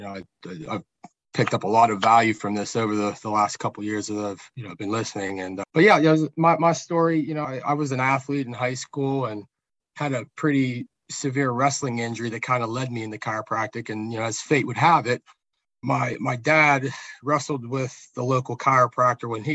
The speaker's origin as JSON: {"language": "English", "area": "south of Pittsburgh, between Pittsburgh and Morgantown", "region": "Pennsylvania", "country": "United States", "tie": "born or raised there", "said": "it's in my hometown"}